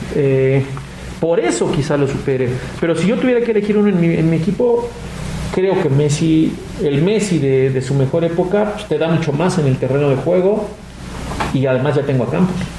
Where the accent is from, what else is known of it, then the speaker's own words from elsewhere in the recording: Mexico; soy mexicano.